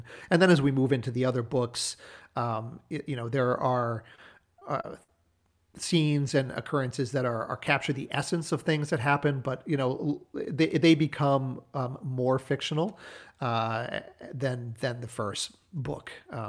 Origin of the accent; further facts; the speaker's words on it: New Hampshire, United States; that setting is the house that I grew up in New Hampshire, including the barn where my parents had an antique business for a number of years.